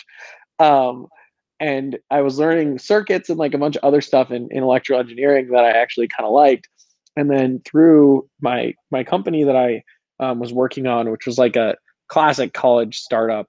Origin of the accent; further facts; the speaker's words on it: Colorado, United States; I was born and raised in Colorado